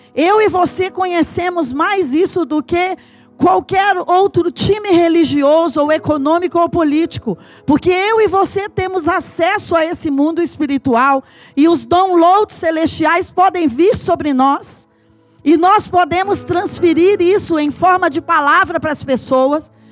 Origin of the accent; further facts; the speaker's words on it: Patos de Minas, Minas Gerais, Brazil; moved away; also born or lived in João Pinheiro, Brazil; eu nasci em Patos de Minas, eu morei em João Pinheiro, as nossas fazendas eram aqui perto de João Pinheiro